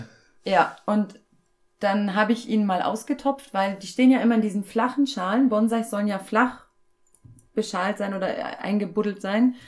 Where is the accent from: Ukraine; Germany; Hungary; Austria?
Germany; former East Germany; moved away; Ich komme ja aus der ursprünglich aus der ehemaligen DDR